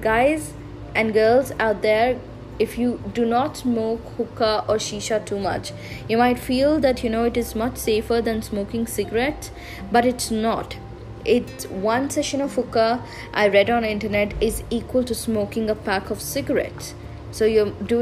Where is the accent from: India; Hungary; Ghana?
India; Hubli, Karnataka; I had booked my bus to my hometown in Hubli